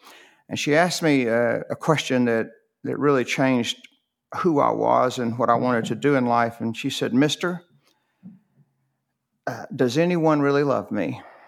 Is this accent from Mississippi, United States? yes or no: no; Rome, Georgia, United States; born there; Yeah. I was born in Rome, Georgia.